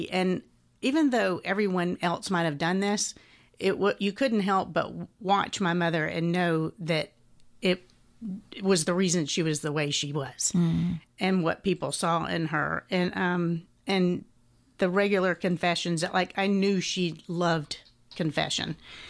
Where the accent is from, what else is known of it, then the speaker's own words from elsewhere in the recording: Atlanta, Georgia, United States; Yes, I grew up here in Atlanta. I've been at the same parish for almost 57 years next month.